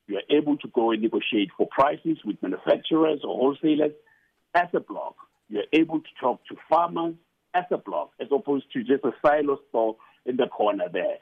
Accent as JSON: {"language": "English", "town": "Johannesburg", "region": "Gauteng", "country": "South Africa", "said": "I'm from Alex"}